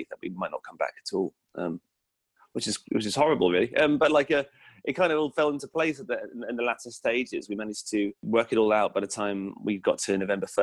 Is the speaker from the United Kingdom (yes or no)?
yes; England, United Kingdom; And you know, as an English person, it's really strange to see weapons in general.